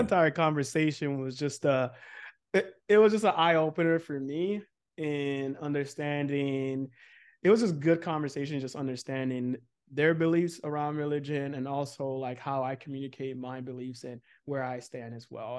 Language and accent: English; Nigeria; growing up in, um, a very religious, um, Nigerian household